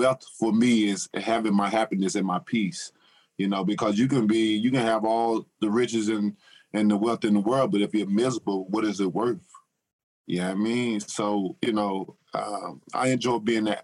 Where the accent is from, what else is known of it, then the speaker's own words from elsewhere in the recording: Tuscaloosa, Alabama, United States; I grew up in Tuscaloosa, Alabama.